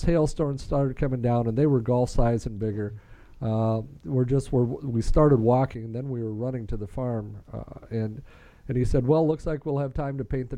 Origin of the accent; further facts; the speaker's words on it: Nebraska, United States; We were growing up in Nebraska